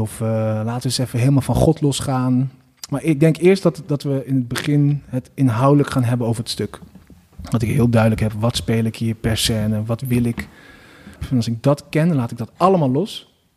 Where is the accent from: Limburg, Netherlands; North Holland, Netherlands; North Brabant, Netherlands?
North Brabant, Netherlands; 's-Hertogenbosch; Maar ik ben ook opgegroeid in Den Bosch